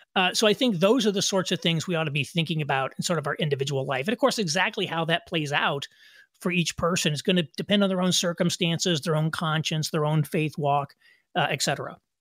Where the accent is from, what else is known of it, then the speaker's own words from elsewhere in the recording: Indiana, United States; moved away as an adult; also born or lived in New York City; I moved from New York City to back where my wife and I are from in Indiana